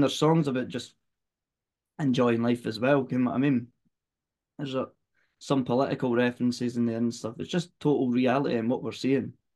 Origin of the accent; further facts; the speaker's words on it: Fife, Scotland, United Kingdom; we're from Fife, that's no far from each other at all